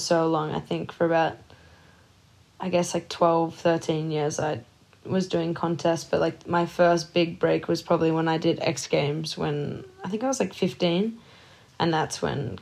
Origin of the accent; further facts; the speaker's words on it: small town northeast of Melbourne, Victoria, Australia; moved away; I grew up in a small town, 2.5 hours northeast of Melbourne